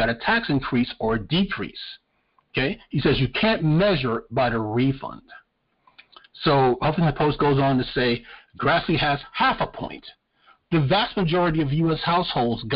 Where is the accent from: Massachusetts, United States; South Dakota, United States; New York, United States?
New York, United States; now in North Carolina, United States; I'm from New York